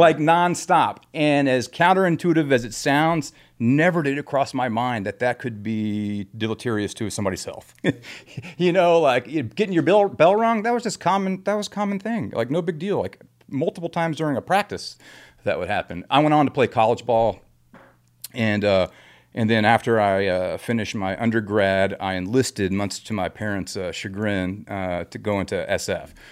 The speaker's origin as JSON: {"language": "English", "town": "Grapevine", "region": "Texas", "country": "United States", "tie": "born or raised there", "said": "I grew up in Texas"}